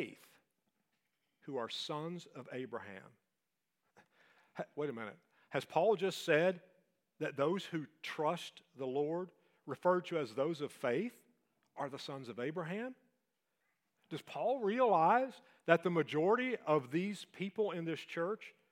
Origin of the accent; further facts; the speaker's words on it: Appalachia, United States; So now we're Appalachian